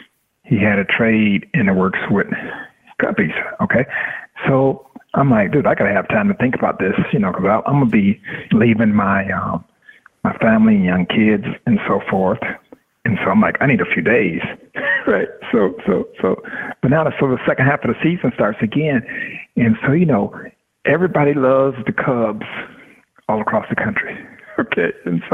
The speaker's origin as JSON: {"language": "English", "town": "Tampa", "region": "Florida", "country": "United States", "tie": "born or raised there", "said": "It was cool in the sense where I'm born and raised in Tampa, and so my family all got a chance to see me play"}